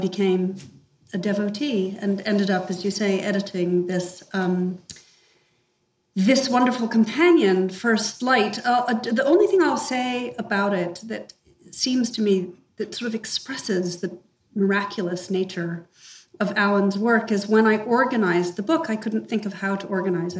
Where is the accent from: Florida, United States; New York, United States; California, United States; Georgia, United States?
New York, United States; moved away; I grew up in the United States, in New York